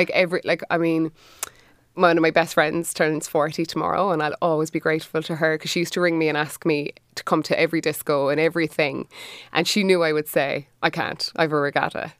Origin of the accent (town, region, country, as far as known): Cork, Munster, Ireland